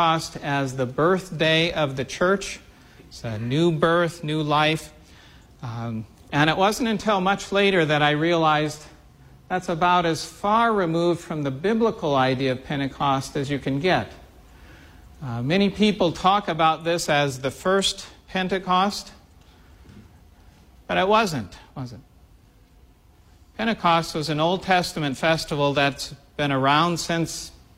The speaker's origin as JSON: {"language": "English", "area": "the Midwest", "region": "central Illinois", "country": "United States", "tie": "born or raised there", "said": "growing up in the Midwest"}